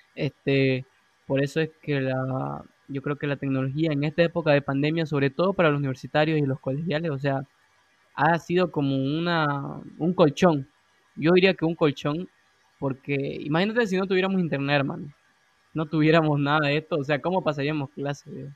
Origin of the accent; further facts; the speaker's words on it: Santa Cruz de la Sierra, Santa Cruz, Bolivia; nosotros somos de Bolivia, de Santa Cruz